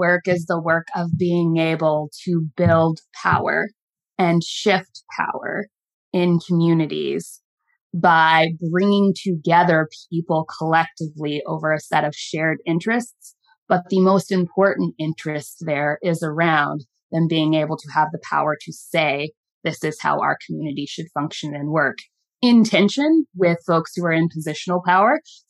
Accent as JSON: {"language": "English", "region": "Midwest", "country": "United States", "lives_now": "Baltimore, United States", "said": "learn the city of Baltimore and the state of Maryland, because I was a transplant from the Midwest."}